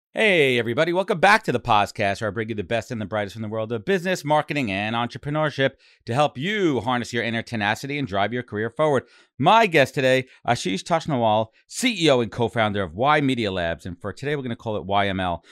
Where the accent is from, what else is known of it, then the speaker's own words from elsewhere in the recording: New York, United States; I went to school up in Buffalo, and I'm from New York